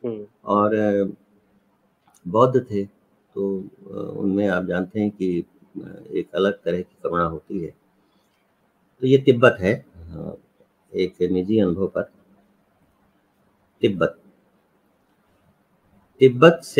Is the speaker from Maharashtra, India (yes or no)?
no; Chhattisgarh, India; और तीसरा हमारे गांव के पास छत्तीसगढ़ में सरगुजा